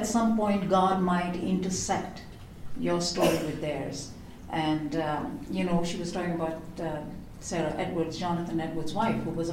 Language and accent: English; India; I grew up in India.